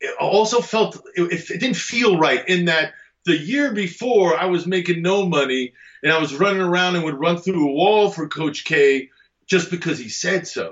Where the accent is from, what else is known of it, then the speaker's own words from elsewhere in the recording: New Jersey, United States; I grew up in Jersey.